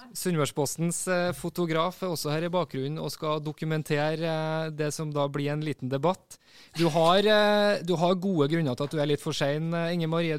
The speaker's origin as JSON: {"language": "Norwegian", "region": "Trøndelag", "country": "Norway", "said": "Som trønder"}